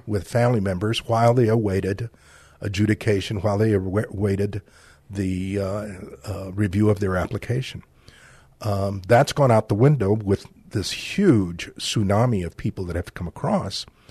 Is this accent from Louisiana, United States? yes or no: no; San Antonio, Texas, United States; also born or lived in Laredo, Texas; I was born in Laredo, raised in San Antonio